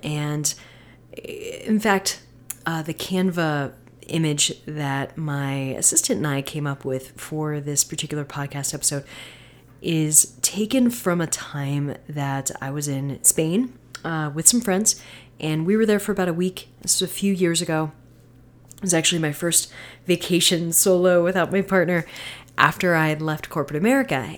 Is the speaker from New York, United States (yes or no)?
no; Florida, United States; also born or lived in North Carolina; growing up in Florida and North Carolina